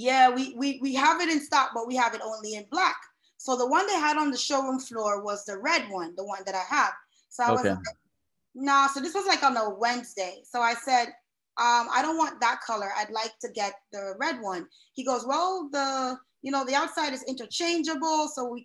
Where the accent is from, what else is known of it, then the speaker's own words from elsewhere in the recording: New York City, New York, United States; moved away as an adult; also born or lived in Kingston, Jamaica; now in South Florida, United States; originally I hail from Kingston, Jamaica, but I spent most of my youth in New York City, representing the great borough of Queens